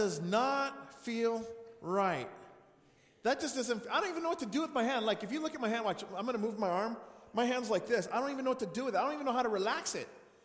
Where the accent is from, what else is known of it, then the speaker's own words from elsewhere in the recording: New Mexico, United States; Growing up in New Mexico